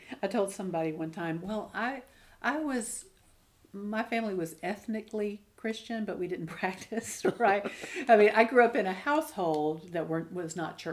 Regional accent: Alabama, United States; I grew up in Alabama

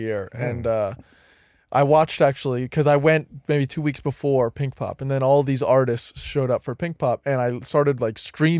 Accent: New Jersey, United States

